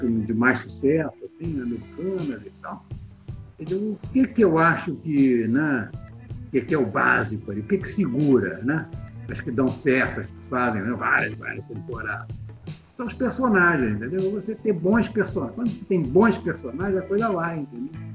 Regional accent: Petrópolis, Rio de Janeiro, Brazil; Lá na minha cidade, em Petrópolis

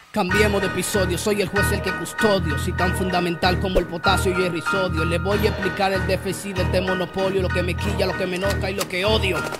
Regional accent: San Pedro de Macorís, Dominican Republic; moved away as an adult; now in Higüey, Dominican Republic; yo soy de San Pedro de Macorís, estamos aquí por estos lados

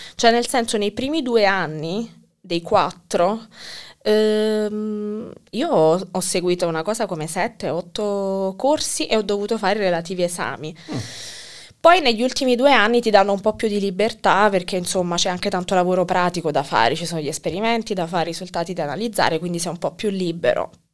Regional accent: Naples, Campania, Italy; moved away as an adult; also born or lived in Teramo / Warsaw; now in Kraków, Poland; io da napoletana

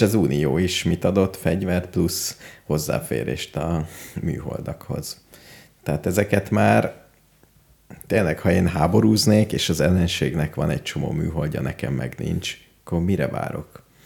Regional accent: Hungary; hogyha magyar vagyok, Engem mindenhol szeretnek

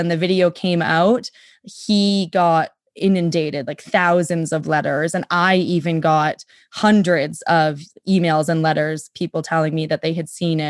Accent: Winnipeg, Manitoba, Canada; also born or lived in Vancouver; And I grew up in Vancouver and then in Winnipeg.

